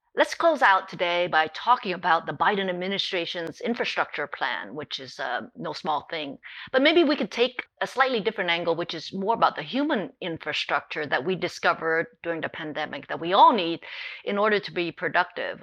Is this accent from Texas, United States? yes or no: no; Hawaii, United States; now in California, United States; Even though I live in California, I grew up in Hawaii